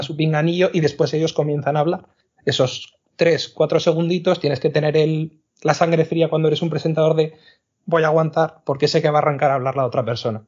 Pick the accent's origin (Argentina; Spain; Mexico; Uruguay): Spain; Zaragoza, Aragon; yo que soy de, de Zaragoza